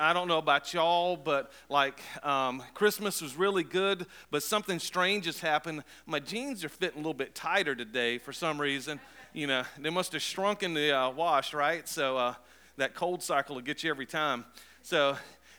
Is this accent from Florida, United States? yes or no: yes; Cape Coral, Florida, United States; I was born in Florida, raised mostly in Florida, and I was living in a place called Cape Coral